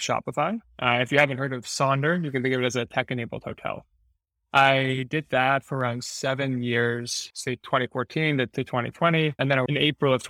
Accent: New York, United States; moved away as an adult; also born or lived in Montreal, Canada; now in San Francisco, United States; I actually grew up in New York

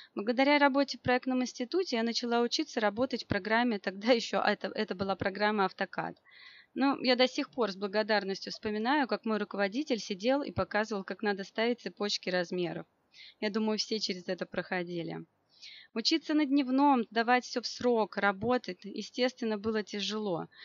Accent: Moscow, Russia; я из Москвы, и моя профессия архитектор

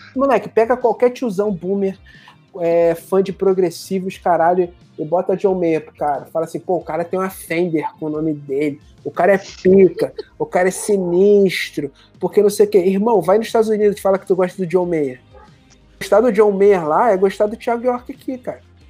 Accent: Nova Iguaçu, Rio de Janeiro, Brazil; eu nasci, como eu cresci em Nova Iguaçu, que é a cidade que eu, é uma cidade meio que do interior aqui do Rio

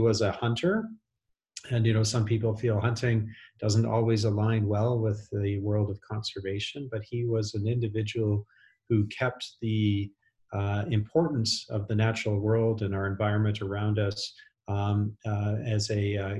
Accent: Western Canada, Canada; I grew up in Western Canada

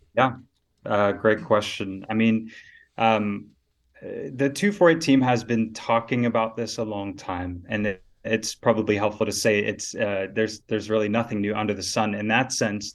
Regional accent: Dallas, Texas, United States; moved away as an adult; now in South Africa; grew up in Texas in the north, so Dallas-Fort Worth area.

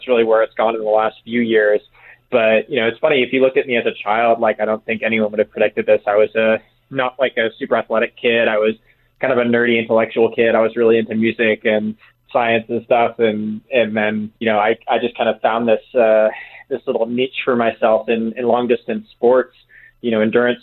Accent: Massachusetts, United States; I actually grew up in Massachusetts, so East Coast

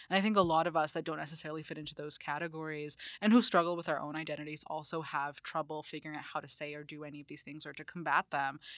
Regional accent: Lahore, Punjab, Pakistan; now in United States; being Pakistani American, I'm from a particular city called Lahore

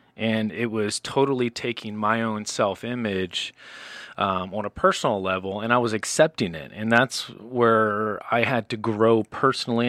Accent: South Carolina, United States; moved away; I'm from the South

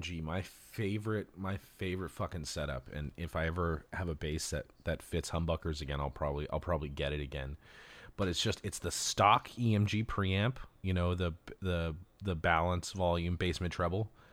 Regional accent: Los Angeles, California, United States; growing up in Los Angeles, you know, I was born and raised here

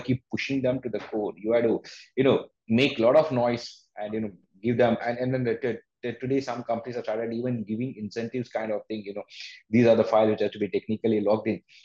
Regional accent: India; we as an Indian

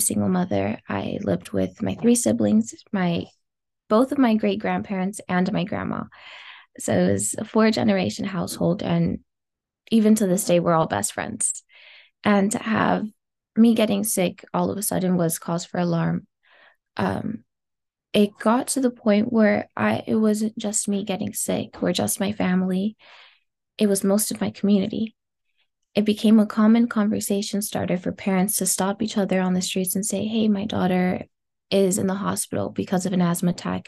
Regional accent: Los Angeles, California, United States; I grew up in South Los Angeles

